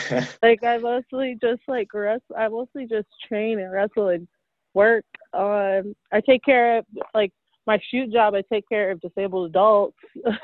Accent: Detroit, Michigan, United States; I'm from Detroit, and I actually come from like a singing family.

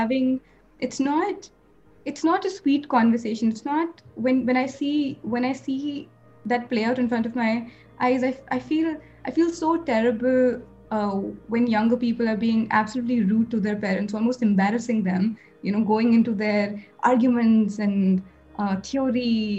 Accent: Punjab, India; I'm from Punjab

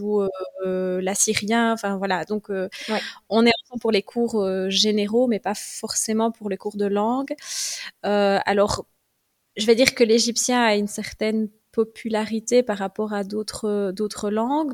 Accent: Welkenraedt, Wallonia, Belgium; also born or lived in Liège; j'ai grandi à Welkenra. Donc, c'est un petit village de la province de Liège

